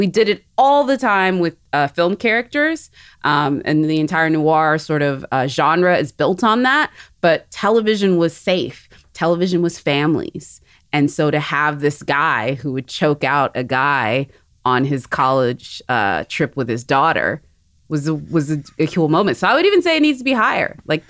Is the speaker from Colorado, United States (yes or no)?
no; Texas, United States; Hey, I'm from Texas. Don't put it past us.